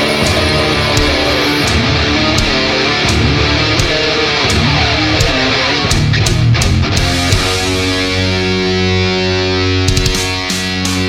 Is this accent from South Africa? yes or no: no; Chilchinbito area, Arizona, United States; also born or lived in Phoenix; now in Fort Defiance, United States; I'm originally from the Chilchimito area, but currently in Fort Defiance.